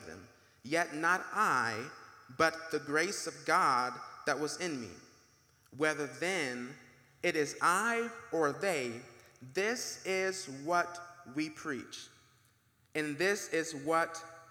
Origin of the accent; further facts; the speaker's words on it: Marietta, Georgia, United States; we grew up in Marietta.